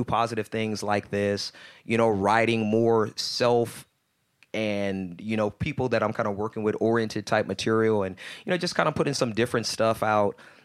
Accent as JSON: {"language": "English", "town": "Houston", "region": "Texas", "country": "United States", "tie": "born or raised there", "also_born_or_lived": "Baton Rouge, Louisiana / Atlanta, Georgia", "moved": "yes", "said": "Born in Baton Rouge, raised in Houston, Texas, mm-hmm. and I moved from Atlanta"}